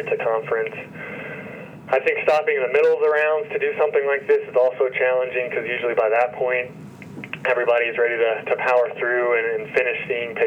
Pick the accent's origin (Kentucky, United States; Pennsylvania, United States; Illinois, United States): Kentucky, United States; Elizabethtown; also born or lived in Louisville, Kentucky / Ann Arbor, Michigan; now in Lexington, United States; I grew up in Elizabethtown, Kentucky, which is a relatively small town, not too far from where I am currently